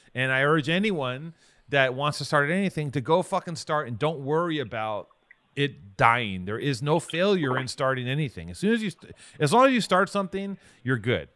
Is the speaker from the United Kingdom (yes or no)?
no; Los Angeles, California, United States; we're both from Venice